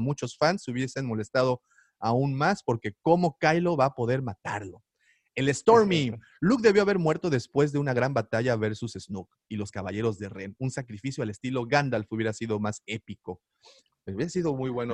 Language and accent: Spanish; Mérida, Yucatán, Mexico; Yo también soy, soy de Mérida